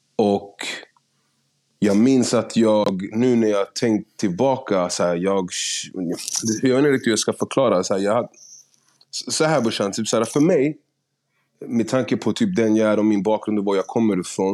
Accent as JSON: {"language": "Swedish", "town": "Stockholm", "region": "Stockholm County", "country": "Sweden", "tie": "born or raised there", "also_born_or_lived": "Gärdet", "said": "jag, jag är upp, alltså, från Husby, flyttade härifrån någonstans runt 6-7 till Gärdet"}